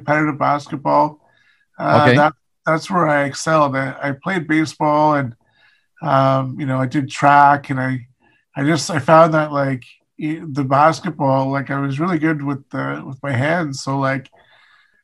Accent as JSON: {"language": "English", "town": "Ottawa", "region": "Ontario", "country": "Canada", "tie": "born or raised there", "also_born_or_lived": "Calgary, Alberta", "said": "I was born in Calgary, Alberta, but we left when I was quite young. And I've been in Ottawa ever since"}